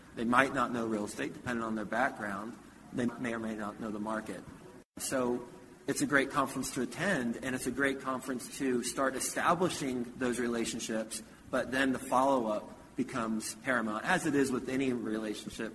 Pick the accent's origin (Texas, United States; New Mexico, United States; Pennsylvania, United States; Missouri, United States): Texas, United States; Houston; also born or lived in Flint, Michigan; My family moved from Flint to Houston when I was three